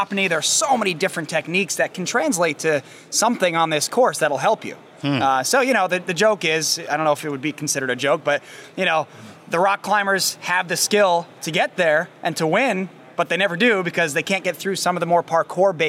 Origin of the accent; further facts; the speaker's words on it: Sherman, Connecticut, United States; moved away; I was just in Sherman, my hometown, Sherman, Connecticut, doing this exact thing I used to do as a child